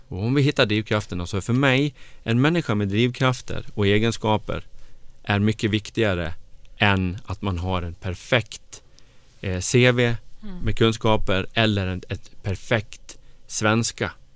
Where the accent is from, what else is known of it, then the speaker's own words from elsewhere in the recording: Grycksbo, Dalarna County, Sweden; moved away as an adult; also born or lived in Falun / Stockholm; jag är ju från Dalarna. Jag är född och uppvuxen i Grycksbo